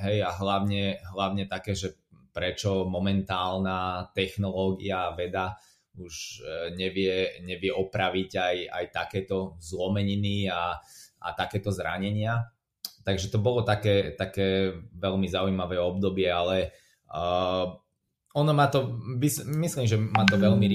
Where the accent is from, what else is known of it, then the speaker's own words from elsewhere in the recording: Slovakia; moved away as an adult; also born or lived in England; now in United Kingdom; ja som zostal zo Slovenska v Anglicku